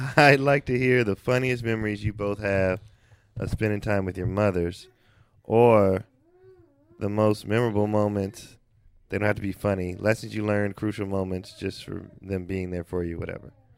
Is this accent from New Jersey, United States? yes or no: no; the Bay Area, California, United States; I'm from the Bay